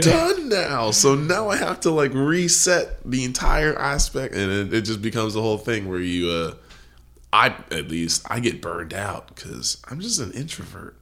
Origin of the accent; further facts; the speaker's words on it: United States; I am an American